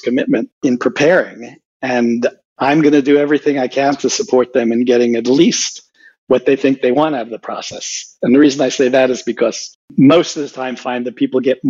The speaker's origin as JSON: {"language": "English", "country": "Puerto Rico", "tie": "born or raised there", "also_born_or_lived": "New York City, United States / New Orleans, United States", "moved": "as an adult", "said": "I went to grammar school, junior high, and high school in Puerto Rico, graduated in 1966"}